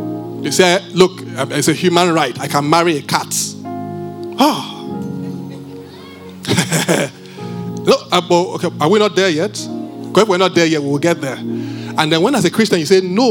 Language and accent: English; Benin; I'm from Benin